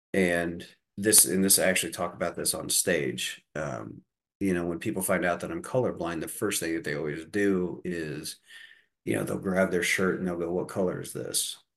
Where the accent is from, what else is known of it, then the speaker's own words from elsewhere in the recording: Deer Creek, Indiana, United States; I grew up in Deer Creek, Indiana, in the midst of four cornfields